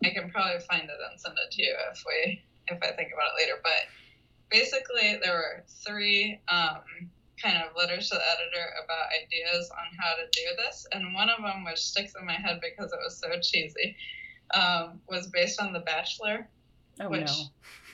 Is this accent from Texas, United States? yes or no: yes; Texas, United States; moved away as an adult; now in New York City, United States; I was from Texas. My whole family's in Texas. Had all my school in Texas